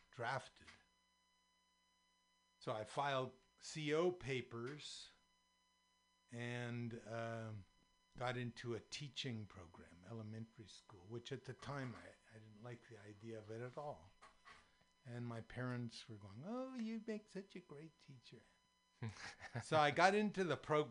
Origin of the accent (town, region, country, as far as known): Daly City, California, United States; born or raised there; also born or lived in San Francisco, California / Marin, California